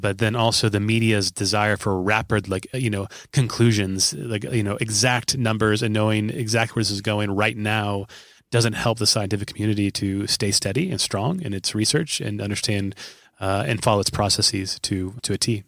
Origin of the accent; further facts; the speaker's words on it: Omaha, Nebraska, United States; just in Omaha a couple days ago, which is my hometown.